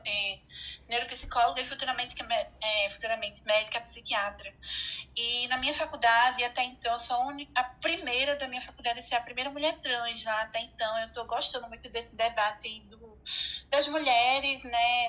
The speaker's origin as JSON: {"language": "Portuguese", "town": "Recife", "region": "Pernambuco", "country": "Brazil", "said": "aqui na minha cidade de Recife, Pernambuco"}